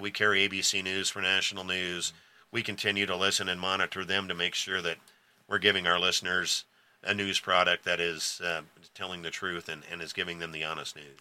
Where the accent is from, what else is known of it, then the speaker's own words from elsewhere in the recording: O'Neill, Nebraska, United States; I was born and raised here in O'Neill, Nebraska, so I've lived here all my life.